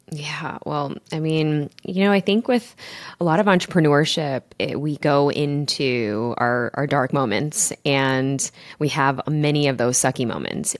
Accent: Chicago, Illinois, United States; my mom and my dad, they were immigrants, and I grew up in Chicago

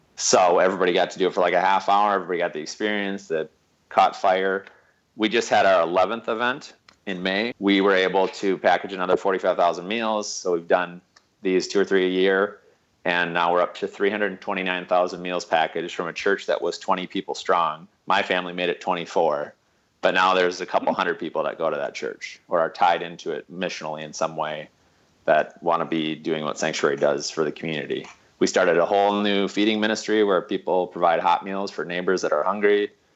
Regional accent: Midwest, United States; also born or lived in Quincy, Massachusetts; now in Marshfield, United States; I'm from the Midwest.

